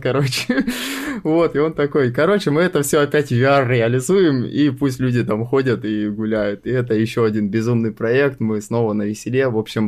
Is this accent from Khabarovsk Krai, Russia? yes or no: no; Sochi, Krasnodar Krai, Russia; я сам родом из Сочи, и как бы всю карьеру я строил в Сочи